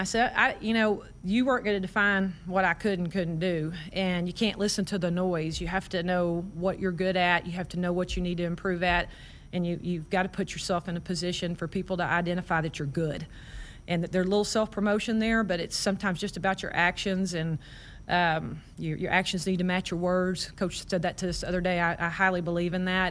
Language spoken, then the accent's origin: English; Waco, Texas, United States; moved away as an adult; now in Nebraska, United States; I grew up in Waco